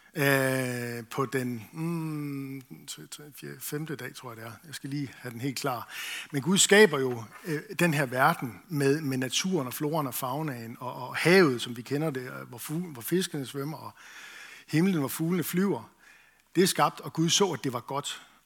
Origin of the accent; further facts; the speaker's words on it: Esbjerg, Southern Denmark, Denmark; Jeg voksede op i Esbjerg